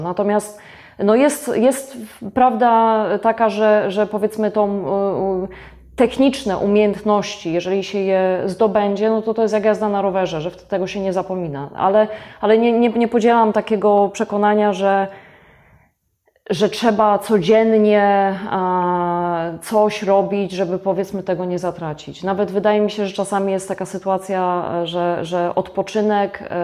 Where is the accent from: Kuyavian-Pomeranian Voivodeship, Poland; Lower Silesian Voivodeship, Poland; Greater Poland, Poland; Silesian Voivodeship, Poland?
Greater Poland, Poland; Gostyń; jestem rodowitą gostynianką